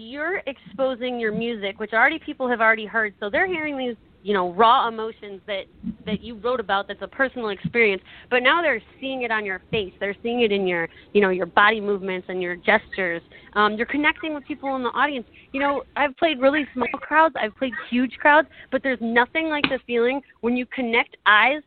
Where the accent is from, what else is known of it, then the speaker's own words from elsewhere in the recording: Detroit, Michigan, United States; I'm from Detroit